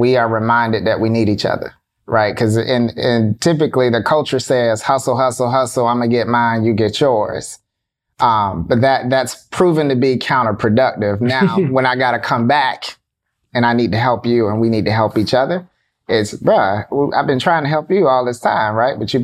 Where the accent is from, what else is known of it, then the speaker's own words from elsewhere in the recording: South Florida, United States; We're originally from South Florida